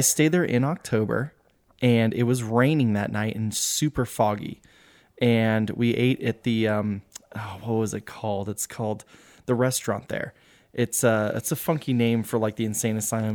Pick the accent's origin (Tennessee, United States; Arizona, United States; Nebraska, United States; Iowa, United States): Arizona, United States; I grew up in Arizona, so it was like Payson, Pine Top, Lakeside, all that stuff.